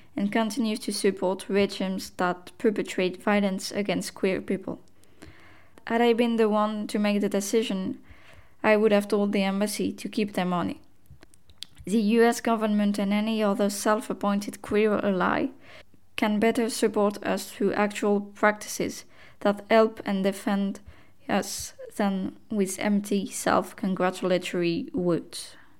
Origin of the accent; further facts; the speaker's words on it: United States; now in Iceland; As an American and a trans person